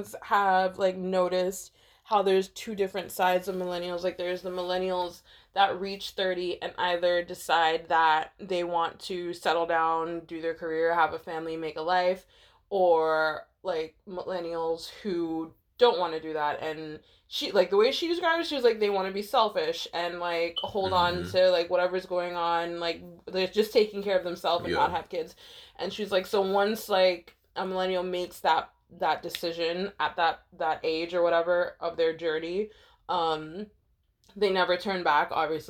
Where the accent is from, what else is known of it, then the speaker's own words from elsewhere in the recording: United States; I'm American